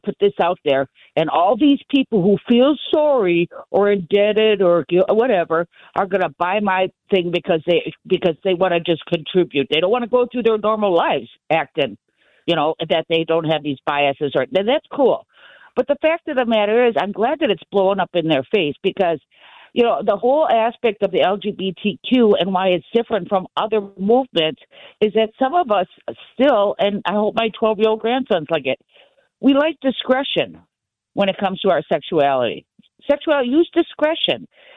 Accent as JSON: {"language": "English", "town": "Milwaukee", "region": "Wisconsin", "country": "United States", "tie": "born or raised there", "said": "I'm from Milwaukee"}